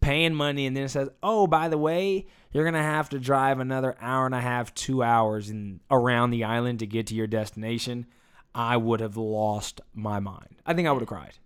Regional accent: United States; I was born here. I'm an American. This is my home

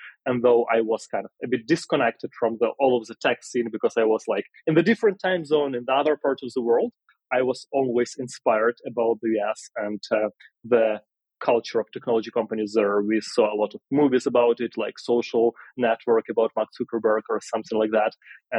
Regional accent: Ukraine; Oh, yeah, I was born in Ukraine in a small city.

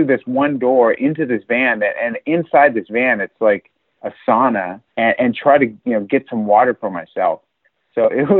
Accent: United States; I'm an American diplomat

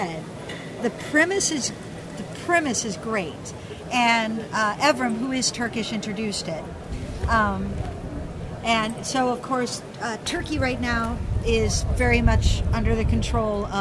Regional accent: Minnesota, United States; being a Minnesotan

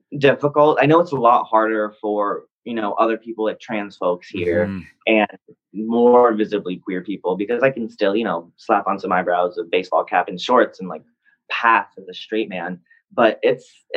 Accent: New York, United States; moved away; also born or lived in the South; we're from New York

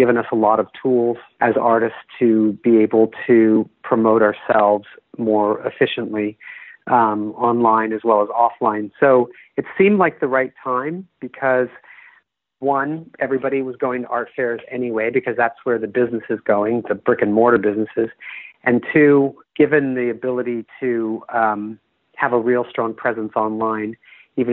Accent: Bay Area, California, United States; I'm from the Bay Area

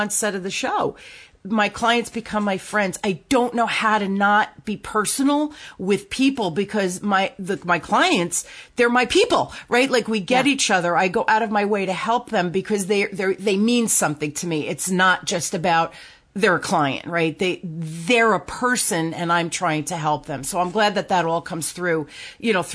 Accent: New Jersey, United States; accent: Jersey; I grew up in North Jersey.

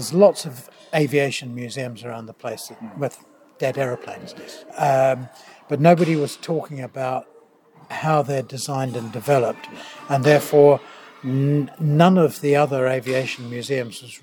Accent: New Zealand; moved away as an adult; also born or lived in Canterbury, New Zealand; now in United Kingdom; I am a New Zealander

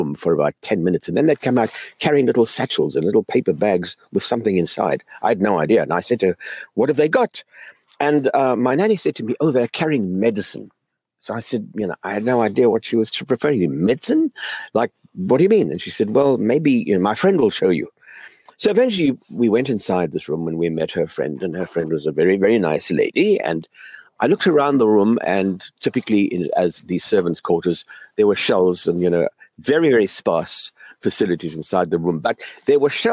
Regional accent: South Africa; moved away as an adult; also born or lived in Canada / Cape Town; now in United States; I grew up in South Africa during the height of apartheid

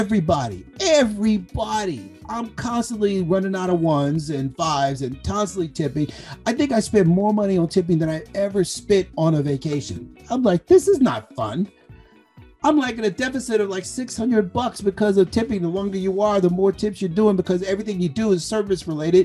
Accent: Compton, California, United States; moved away; I'm a guy from Compton

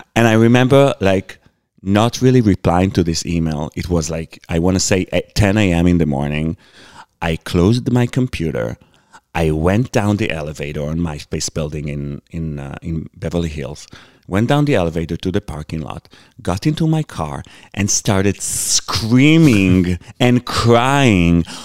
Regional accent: Israel; moved away; also born or lived in United States; I come from Israel.

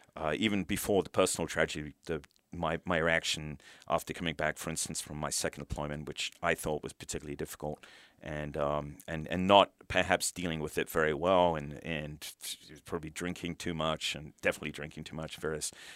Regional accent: United Kingdom; moved away as an adult; now in United States; I brought up in the U K

